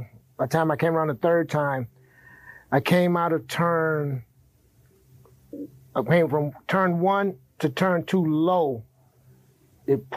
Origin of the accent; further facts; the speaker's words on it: Detroit, Michigan, United States; moved away; also born or lived in Cocoa Beach, Florida; I grew up in Detroit, you know, the concrete jungle